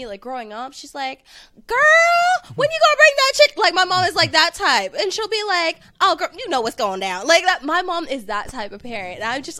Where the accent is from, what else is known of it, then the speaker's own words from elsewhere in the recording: Oakland, California, United States; also born or lived in San Francisco; I don't like people honestly sometimes knowing I'm from East Oakland. I spent a lot of time in San Francisco.